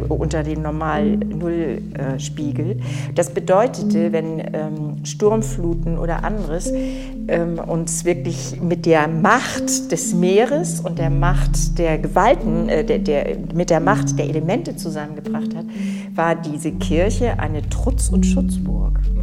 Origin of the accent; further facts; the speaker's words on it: Dithmarschen, Schleswig-Holstein, Germany; Ich bin ja in Dithmarschen aufgewachsen